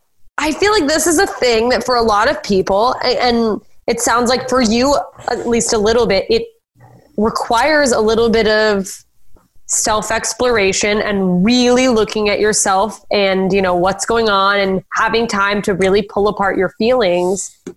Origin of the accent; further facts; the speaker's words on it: South Dakota, United States; growing up in South Dakota where they're like, yeah, I met a gay guy once